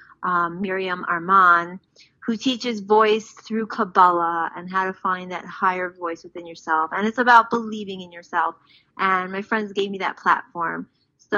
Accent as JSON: {"language": "English", "town": "New York City", "region": "New York", "country": "United States", "tie": "born or raised there", "moved": "yes", "lives_now": "Israel", "said": "I grew up in Far Rockaway, New York"}